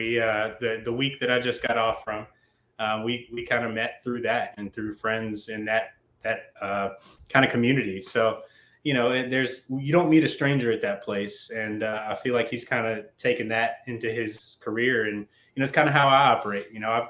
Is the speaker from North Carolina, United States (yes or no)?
yes; Oxford, North Carolina, United States; I'm from Oxford, North Carolina. It's a little blip on the radar right north of Durham. So if you're ever traveling from Charlotte to Richmond, you'll drive through it. If you're going up 85, you'll drive through it.